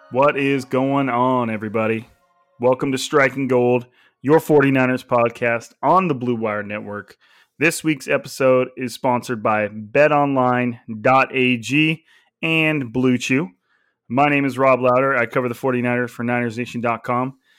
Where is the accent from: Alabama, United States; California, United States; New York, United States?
California, United States; I was like the California kid